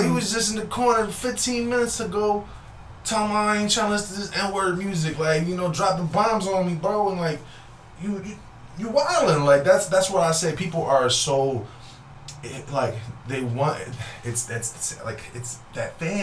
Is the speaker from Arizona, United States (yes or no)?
no; Philadelphia, Pennsylvania, United States; also born or lived in Vieques, Puerto Rico (ancestry); now in Worcester, United States; I grew up in North Philly